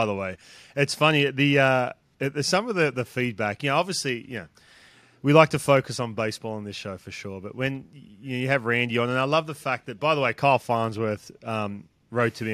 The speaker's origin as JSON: {"language": "English", "town": "Newcastle", "region": "New South Wales", "country": "Australia", "tie": "born or raised there", "moved": "yes", "said": "from Newcastle, my hometown"}